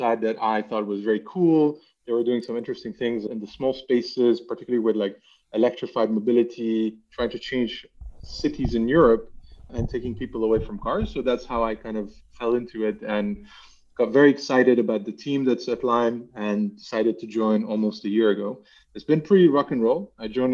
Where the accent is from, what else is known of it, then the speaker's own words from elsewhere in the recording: Lebanon; now in Amsterdam, Netherlands; I'm actually from Lebanon originally, and I've lived in various countries, and today Amsterdam is home.